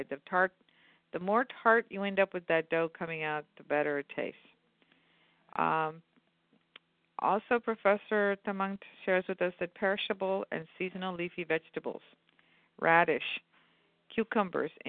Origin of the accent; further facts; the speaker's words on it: central India, India; Now, this is mm. very South Indian. We don't do that. We're from Central India.